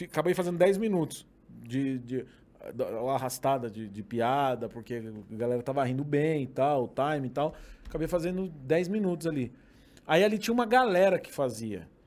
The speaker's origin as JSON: {"language": "Portuguese", "town": "Curitiba", "region": "Paraná", "country": "Brazil", "said": "Eu sou de Curitiba, né?"}